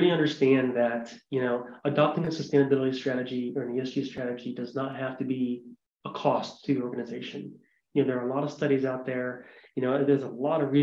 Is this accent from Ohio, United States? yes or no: yes; Ohio, United States; now in Montana, United States; I'm a white guy from Ohio. You know, I'm born and raised in Ohio, I live in Montana